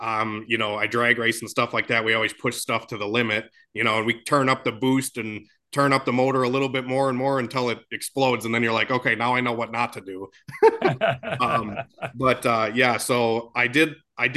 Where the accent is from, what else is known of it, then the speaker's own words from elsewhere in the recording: Oshkosh, Wisconsin, United States; I'm from Oshkosh, Wisconsin.